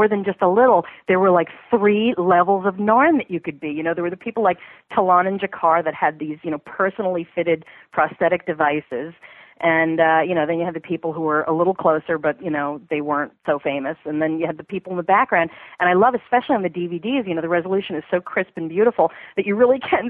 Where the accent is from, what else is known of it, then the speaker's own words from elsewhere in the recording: New York, United States; moved away; I'm a New Yorker. I'm from New York originally